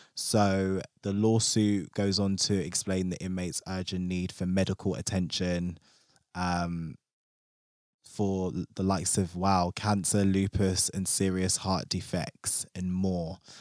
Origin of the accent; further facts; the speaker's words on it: London, United Kingdom; me being a Londoner